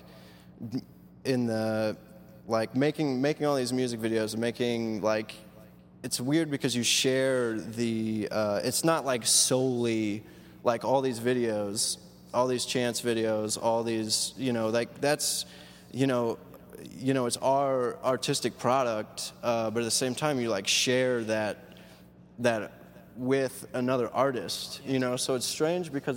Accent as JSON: {"language": "English", "region": "Midwest", "country": "United States", "lives_now": "Chicago, United States", "said": "I stay in Chicago because I'm a Midwest dude. You know, I'm from the Midwest"}